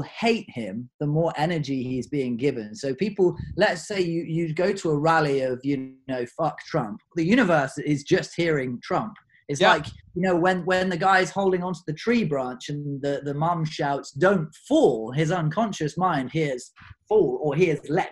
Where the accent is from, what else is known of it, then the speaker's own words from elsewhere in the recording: United Kingdom; I'm a Brit